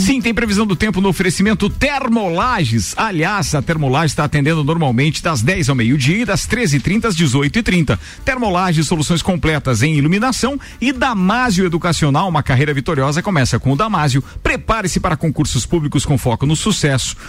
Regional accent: Brazil

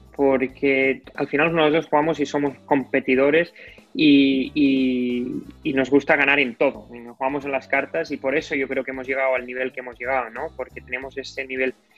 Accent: El Masnou, Catalonia, Spain; yo soy de Masno, que es un pueblo de 10 minutos

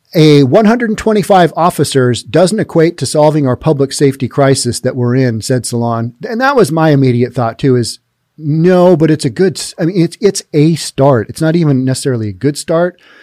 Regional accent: Seattle, Washington, United States; I'm from Seattle

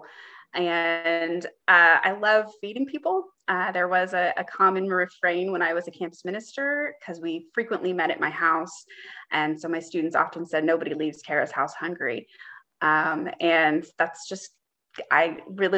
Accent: Kansas City, United States; also born or lived in Springfield, Missouri / Durham, North Carolina; I grew up in the Kansas City metro area, and I returned there post-seminary

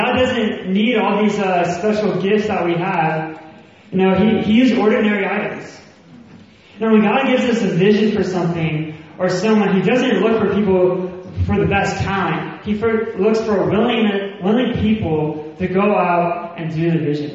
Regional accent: the South, United States; accent: Southern; moved away as an adult; now in Birmingham, United Kingdom; I have a Southern accent. I'm from the States

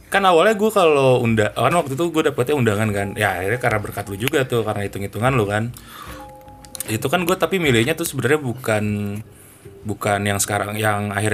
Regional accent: Bekasi, West Java, Indonesia; gue juga dari Bekasi tiba-tiba main di sini mulu juga ya gara-gara anak-anak

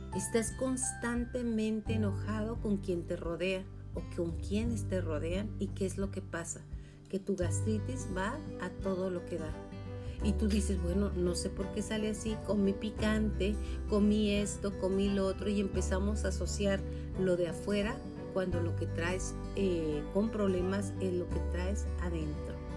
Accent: Chihuahua, Mexico; also born or lived in Julimes; yo en especial soy hija de Chihuahua, Chihuahua del desierto

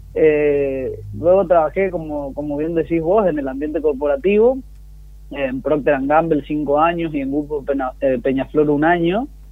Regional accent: Argentina; vivir en un país como el nuestro

